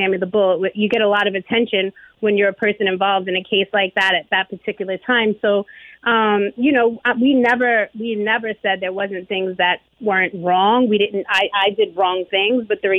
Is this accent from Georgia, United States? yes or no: no; New York, United States; I'm from New York